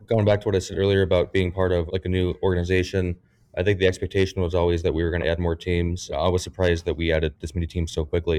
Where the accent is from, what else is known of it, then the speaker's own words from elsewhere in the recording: Aurora, Colorado, United States; moved away as an adult; now in St. Louis, United States; I was born and raised in Aurora, Colorado.